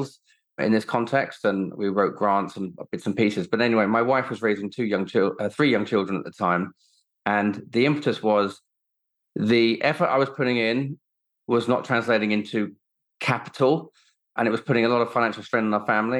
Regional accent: Sussex, South East England, United Kingdom; also born or lived in Kenya; I grew up in Sussex. My parents both worked for the airlines. So from a very young age, I spent a lot of time in Kenya growing up

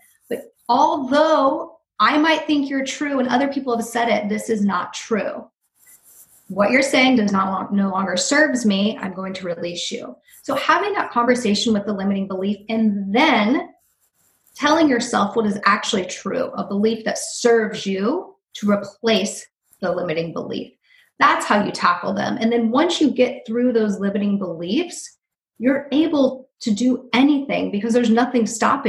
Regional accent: West Virginia, United States; also born or lived in Dayton, Ohio; I'm originally from the suburb of Dayton, Ohio, and I also grew up in West Virginia because when I was 8 years old, my parents became whitewater rafting guides.

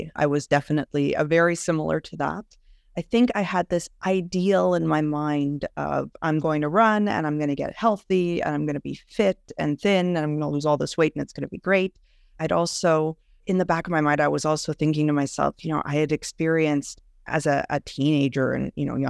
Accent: Montreal, Quebec, Canada; now in Ontario, Canada; I am originally from Montreal, actually, but have moved out to a smaller town in Ontario.

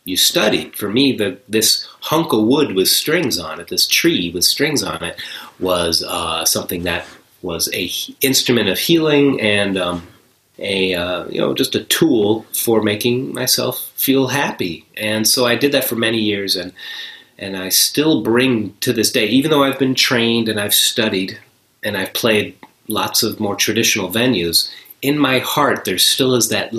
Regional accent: New York, United States; moved away; also born or lived in Buffalo; I grew up near New York City

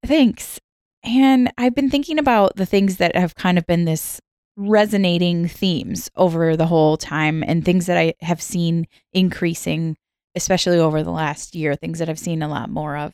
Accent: Minnesota, United States; I grew up in the middle of the country. I grew up in Minnesota

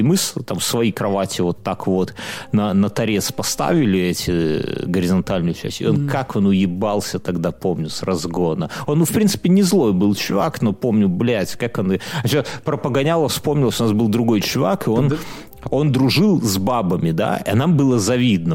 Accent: Belarus; все мы же белорусы

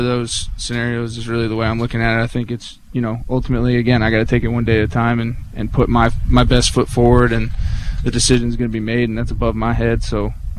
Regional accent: Palmyra, Virginia, United States; I'm from Palmyra, Virginia.

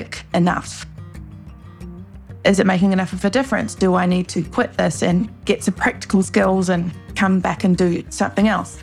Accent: Wellington, New Zealand; moved away as an adult; now in Los Angeles, United States; growing up in New Zealand

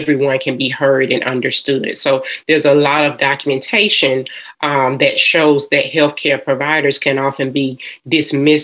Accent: Atlanta, Georgia, United States; I am a Georgia peach. I am from Atlanta, Georgia.

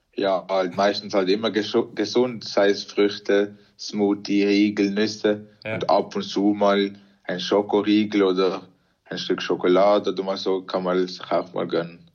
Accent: Arisdorf, Basel-Landschaft, Switzerland; wir sind alle in der Schweiz geboren und sind ganz normal in der Schweiz aufgewachsen.

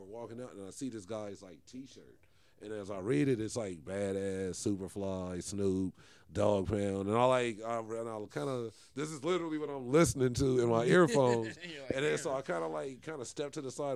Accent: Los Angeles, California, United States; growing up in West

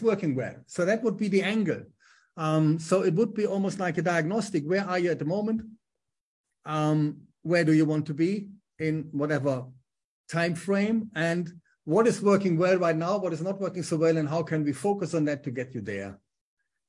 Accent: Germany; accent: German; English is a second language; moved away as an adult; also born or lived in Düsseldorf / Manchester / Bolton; my German accent

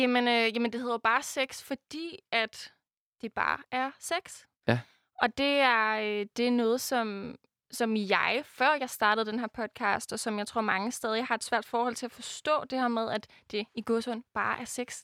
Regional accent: Denmark; jeg er fra Jylland

